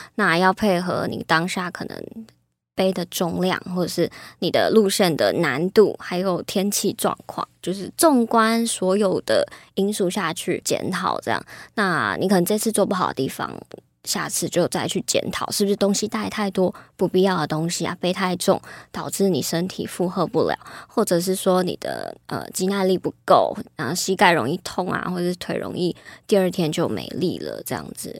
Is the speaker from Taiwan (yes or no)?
yes; Taipei, Taiwan; 我是台北长大的小孩